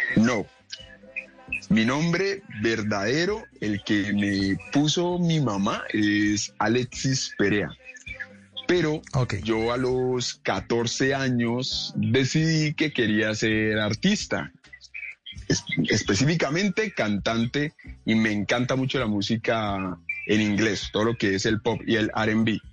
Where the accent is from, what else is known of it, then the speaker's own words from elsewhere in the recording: Cali, Valle del Cauca, Colombia; yo soy nativo de aquí de la ciudad de Cali